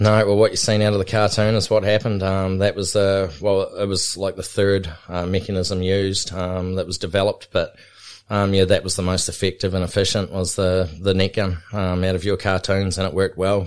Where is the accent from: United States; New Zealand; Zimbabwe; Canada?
New Zealand; Otago; now in Australia; growing up in New Zealand, um, we grew up on a high country station called Waiteri, which was, um, between Queenstown and Cromwell and Wanaka